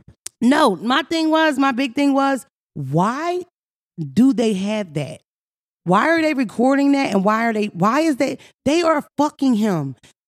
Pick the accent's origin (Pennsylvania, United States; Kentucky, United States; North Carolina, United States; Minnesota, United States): Pennsylvania, United States; Philadelphia; Because I'm from Philly, but we played in the fire hydrant.